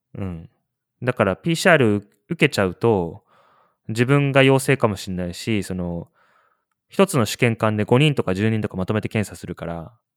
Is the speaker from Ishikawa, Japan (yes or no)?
yes; Kanazawa, Ishikawa, Japan; moved away; 金沢出身だから石川県の